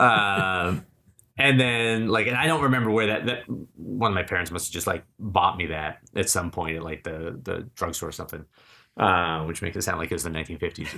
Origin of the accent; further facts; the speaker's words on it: Keene, New Hampshire, United States; now in Los Angeles, United States; I grew up in Keene, New Hampshire